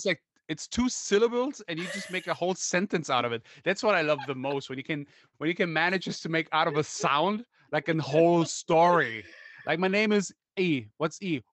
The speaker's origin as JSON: {"language": "English", "country": "Germany", "said": "I'm from Germany"}